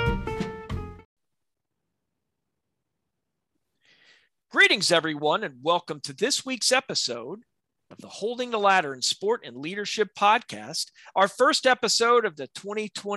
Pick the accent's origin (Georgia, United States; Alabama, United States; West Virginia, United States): Alabama, United States; Robertsdale; I'm from Robertsdale, Alabama.